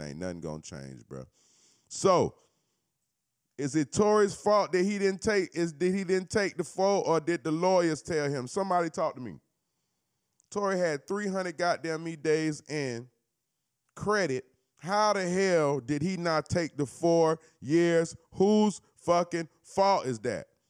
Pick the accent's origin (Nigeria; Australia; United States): United States; Florida; I'm not from Cali, I'm from Florida